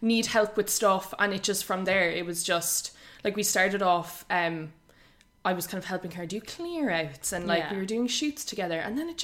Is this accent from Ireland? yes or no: yes; Monkstown, Munster, Ireland; moved away as an adult; also born or lived in New York; Both from Cork. I'm from Monkstown